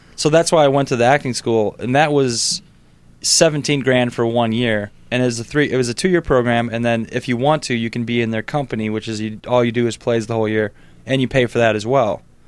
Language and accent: English; Sheboygan, Wisconsin, United States; primarily Sheboygan was, was where I spent most of my time